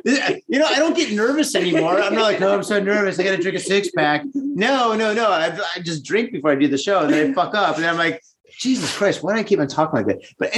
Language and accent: English; Australia; Now that it broke character, everybody knows I'm from Australia. I sincerely apologize to all our Australian listeners out there.